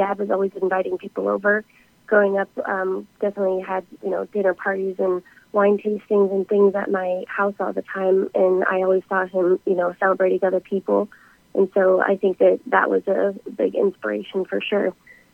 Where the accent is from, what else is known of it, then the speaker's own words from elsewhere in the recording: Spearfish, South Dakota, United States; moved away as an adult; also born or lived in Alabama; I'm originally from Spearfish, South Dakota